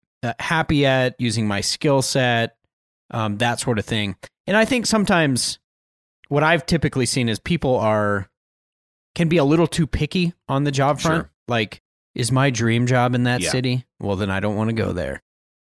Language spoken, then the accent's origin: English; Western United States, United States; I was born and raised in the West, Western United States. So that really feels like home.